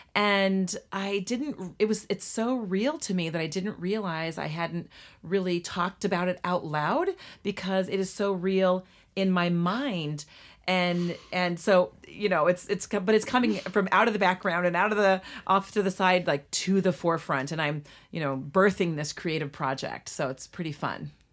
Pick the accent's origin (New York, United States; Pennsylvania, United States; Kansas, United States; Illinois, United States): Illinois, United States; Litchfield; we moved to my hometown of Litchfield, Illinois, we as kids were ages two, three, and four